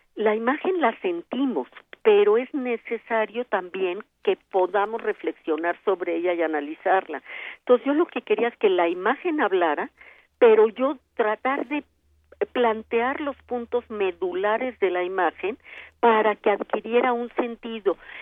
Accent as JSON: {"language": "Spanish", "country": "Mexico", "said": "Somos muchas las mexicanas"}